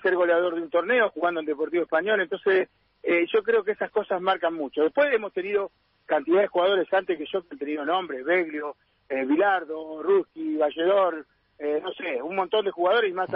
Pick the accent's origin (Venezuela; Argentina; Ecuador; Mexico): Argentina; Buenos Aires; now in Rosario, Argentina; Soy de Buenos Aires, soy de, de capital